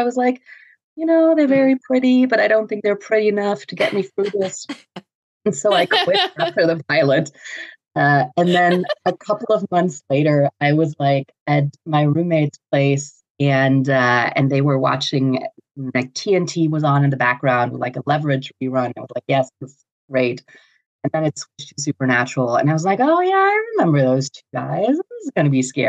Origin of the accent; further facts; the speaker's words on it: Germany; I'm from Germany